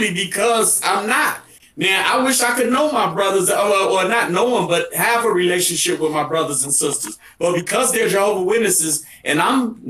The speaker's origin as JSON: {"language": "English", "town": "Chicago", "region": "Illinois", "country": "United States", "tie": "born or raised there", "said": "I'm from Cabrini Green. Actually, Cabrini Green, Illinois. That's why I call it. But and it's funny because I still live over here. I'm on the Gold Coast. So I'm still a resident of where I grew up"}